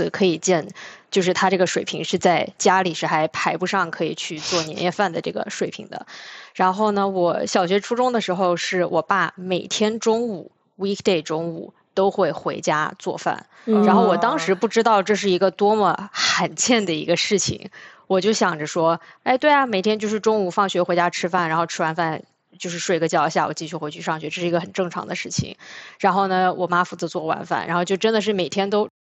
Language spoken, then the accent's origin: Chinese; Hunan, China; also born or lived in Henan / United States / Guangzhou; 作为一个广东人，没有，其实是这样的，我其实是半个北方人，半个广东人，因为我是在河南出生，然后呢，一岁之后就搬去了湖南住了五年，